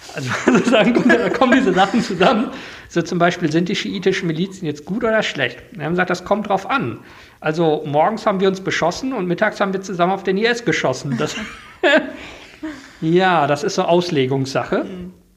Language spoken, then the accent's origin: German; Germany; als Deutscher